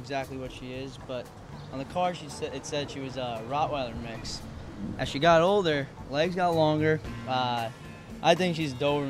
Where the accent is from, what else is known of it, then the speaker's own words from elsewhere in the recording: Massapequa, New York, United States; We're from Long Island.